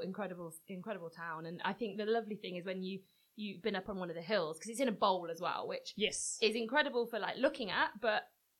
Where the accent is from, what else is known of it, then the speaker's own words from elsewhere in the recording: Gloucestershire, South West England, United Kingdom; accent: West Country twang; also born or lived in Bath; So, I'm from Gloucestershire, which is the next county north of where we are now.